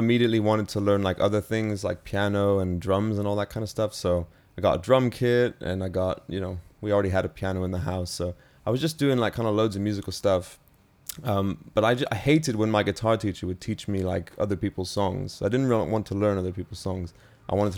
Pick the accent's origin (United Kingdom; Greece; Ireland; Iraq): United Kingdom; also born or lived in New York, United States; My whole family moved to the UK in 2005